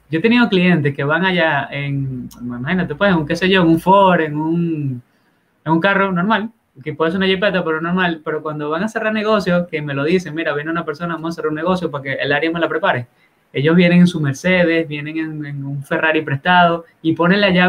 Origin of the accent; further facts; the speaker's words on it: Dominican Republic; ya cuando tú empiezas como a, como buen dominicano a hacer hacer pantalla, pues, hacer aparataje.